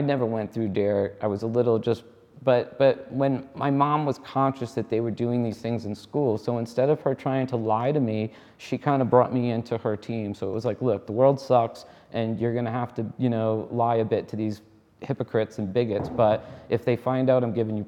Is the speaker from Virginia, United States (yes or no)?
no; Rhode Island, United States; moved away; I grew up in Rhode Island